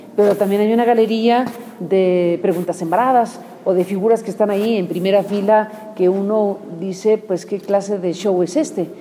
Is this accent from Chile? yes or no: no; Mexico; o como mexicana o parte de esta sociedad